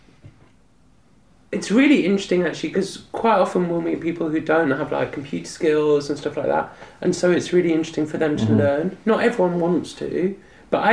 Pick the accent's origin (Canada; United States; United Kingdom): United Kingdom; England; I'm from England